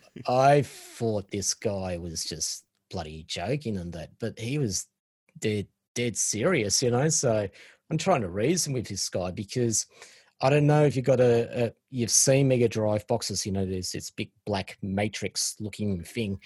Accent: Australia; also born or lived in Sydney; us Aussies

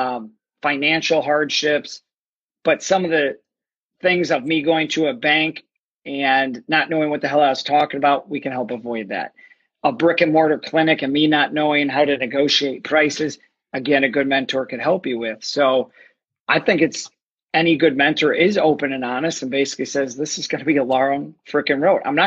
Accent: Chicago, Illinois, United States; I'm from Chicago

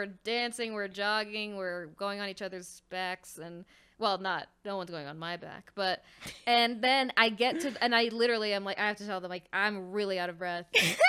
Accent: California, United States; I'm from the Bay Area, and I will say it's really not that big of a drive.

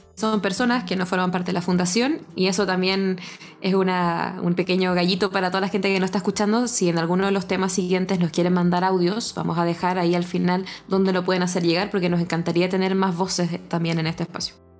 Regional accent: Antofagasta, Chile; Me siento completamente antofagastina también, así que si de repente se me salen algunas palabras que en Santiago no se usan ahí

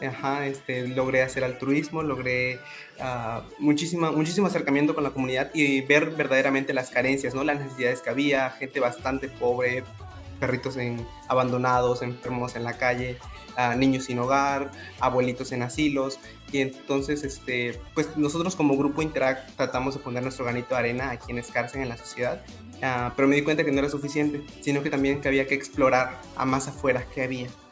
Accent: Escárcega, Campeche, Mexico; crecí, viví en Campeche toda mi vida, en Escárcega

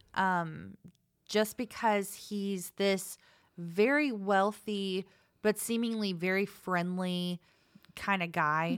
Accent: Savannah, Georgia, United States; I was born in Savannah

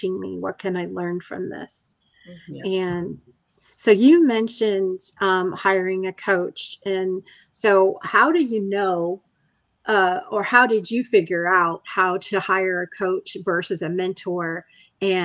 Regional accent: United States; Even though I was born in the United States

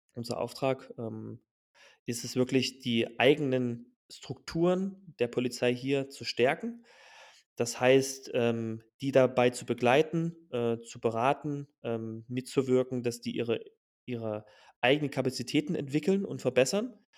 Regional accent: Germany; moved away as an adult; now in Mauritania; bei uns in Deutschland

